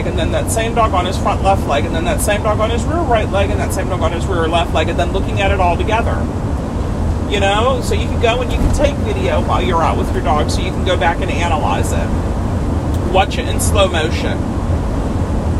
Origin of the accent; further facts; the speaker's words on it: Pittsburgh, Pennsylvania, United States; now in Florida, United States; I grew up in Pittsburgh, outside Pittsburgh. I grew up in the Allegheny Mountains.